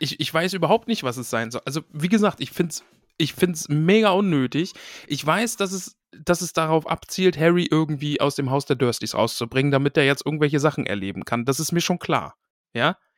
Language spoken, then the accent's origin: German; East Germany, Germany; ich bin aus dem Osten